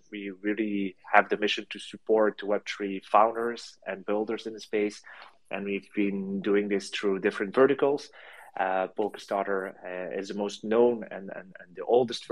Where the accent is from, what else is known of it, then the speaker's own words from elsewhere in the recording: France; now in Belgium; I'm based in Belgium. And so I'm originally from France, but I've been studying here and I live here.